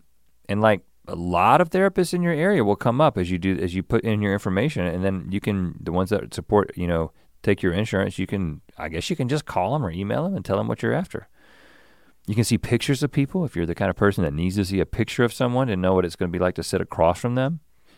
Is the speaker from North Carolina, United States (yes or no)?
yes; Buies Creek, North Carolina, United States; I grew up in Buies Creek. You know what I'm saying?